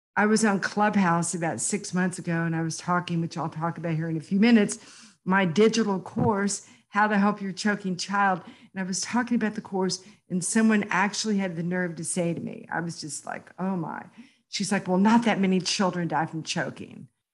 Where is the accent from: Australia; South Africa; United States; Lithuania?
United States; Houston, Texas; I went back to graduate school at University of Houston, my hometown